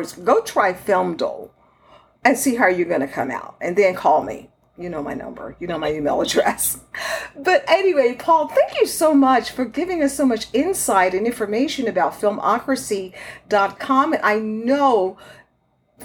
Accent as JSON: {"language": "English", "region": "Texas", "country": "United States", "said": "my home state of Texas"}